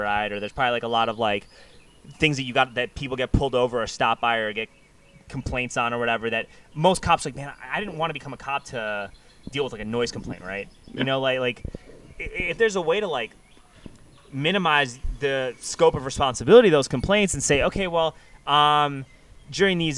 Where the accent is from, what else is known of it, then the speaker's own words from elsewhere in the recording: New York, United States; moved away as an adult; now in Austin, United States; I'm from New York.